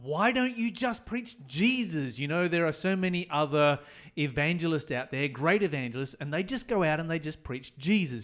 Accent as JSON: {"language": "English", "region": "Tasmania", "country": "Australia", "said": "I come from Tasmania, took place in the, uh, Hobart area"}